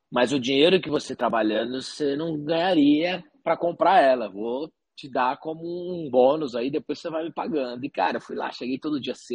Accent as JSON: {"language": "Portuguese", "town": "Paraguaçu Paulista", "region": "São Paulo", "country": "Brazil", "tie": "born or raised there", "said": "eu sou do, do interior de São Paulo, uhum. de Paraguaçu Paulista, uma cidade de 45 mil habitantes. Então a minha infância toda foi lá até 21 anos."}